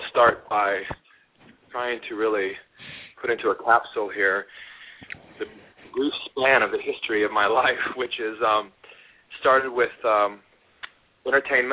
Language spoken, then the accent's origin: English; Sacramento, California, United States; moved away as an adult; also born or lived in Hollywood; came to Hollywood from my hometown of Sacramento